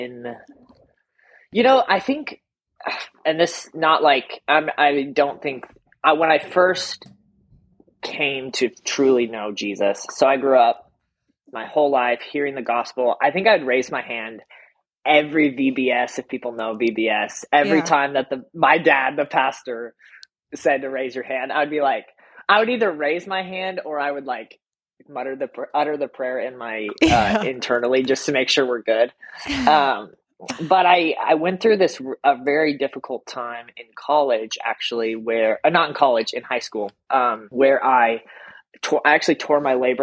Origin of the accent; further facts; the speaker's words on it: Colorado, United States; moved away as an adult; also born or lived in Omaha, Nebraska / Oklahoma / Las Vegas; now in Atlanta, United States; I grew up a pastor's kid in Colorado